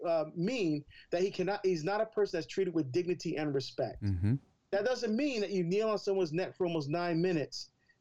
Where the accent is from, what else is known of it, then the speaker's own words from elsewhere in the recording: Newark, New Jersey, United States; I'm from Newark, New Jersey